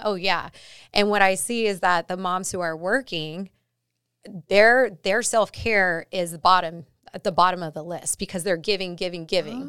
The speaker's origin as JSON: {"language": "English", "town": "La Puente", "region": "California", "country": "United States", "tie": "born or raised there", "said": "where I grew up is in La Puente in Southern California, um, in a pretty tough neighborhood"}